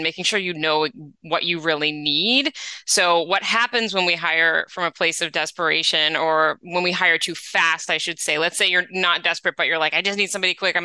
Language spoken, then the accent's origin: English; New England, United States; now in Los Angeles, United States; I grew up in New England, so the fall, I miss it when I'm in LA.